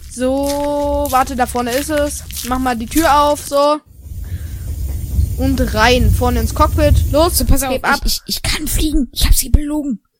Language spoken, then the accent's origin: German; Dortmund, North Rhine-Westphalia, Germany; Nee, ich komme ähm, aus Dortmund.